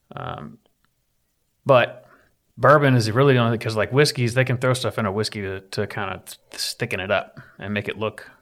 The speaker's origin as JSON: {"language": "English", "region": "Appalachia", "country": "United States", "said": "I'm from Appalachia"}